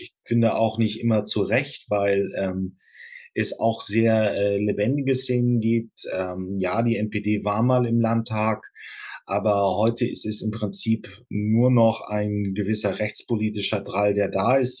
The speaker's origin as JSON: {"language": "German", "region": "Northern Germany", "country": "Germany", "said": "ich komme aus Norddeutschland"}